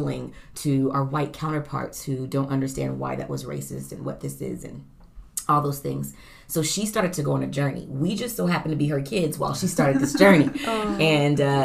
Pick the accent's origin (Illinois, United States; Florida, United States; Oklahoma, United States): Oklahoma, United States; I grew up in Oklahoma as well